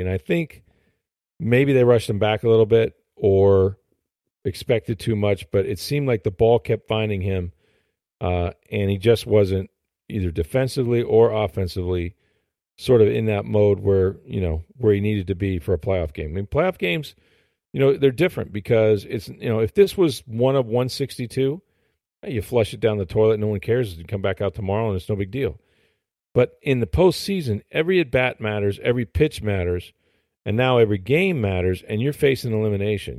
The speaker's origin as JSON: {"language": "English", "town": "St. Petersburg", "region": "Florida", "country": "United States", "tie": "born or raised there", "also_born_or_lived": "Hillsborough County, Florida", "said": "I was born in Saint Pete, grew up there"}